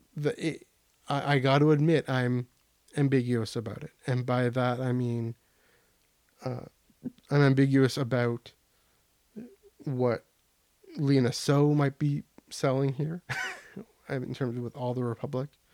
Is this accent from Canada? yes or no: yes; Canada; even as a Canadian